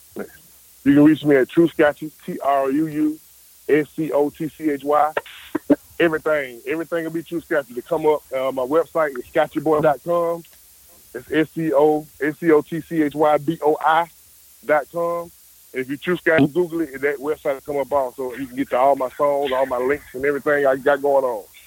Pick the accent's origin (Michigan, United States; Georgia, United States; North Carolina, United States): Georgia, United States; Atlanta; I'm from Atlanta, Georgia, man. West side of Atlanta.